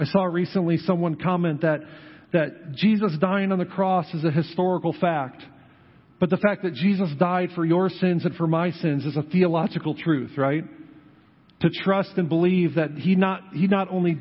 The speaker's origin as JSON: {"language": "English", "region": "Western New York", "country": "United States", "tie": "born or raised there", "moved": "yes", "lives_now": "New Knoxville, United States", "said": "I grew up in Western New York"}